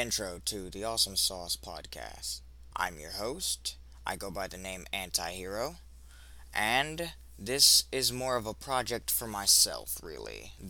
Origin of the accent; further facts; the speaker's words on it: United States; I'm an American male, I am an African American male, and I am between the ages of 23 and 32.